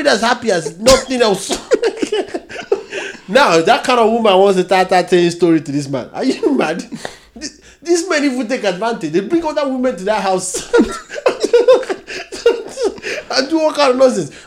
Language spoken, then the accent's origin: English; Nigeria; now in United Kingdom; We are still Nigerian